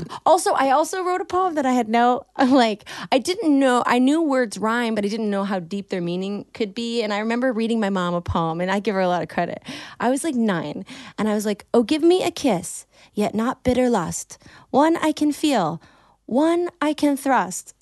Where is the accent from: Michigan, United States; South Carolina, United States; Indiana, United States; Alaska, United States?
Michigan, United States; Detroit; And I'm from Michigan